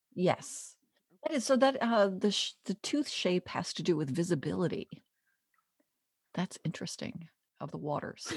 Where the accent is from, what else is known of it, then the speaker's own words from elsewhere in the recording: Jersey Shore, New Jersey, United States; I'm from the Jersey Shore